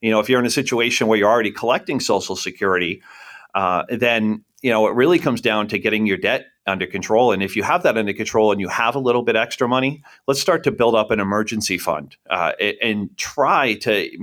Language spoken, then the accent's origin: English; Buxton, Maine, United States; also born or lived in Scarborough, Maine; Born and raised here in southern Maine. I went to Bon Eagle High School, grew up right in Buxton.